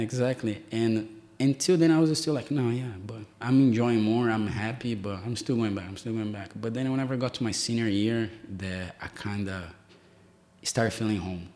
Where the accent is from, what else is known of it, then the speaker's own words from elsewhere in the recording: Brazil; English is a second language; now in United States; the way that I grew up in Brazil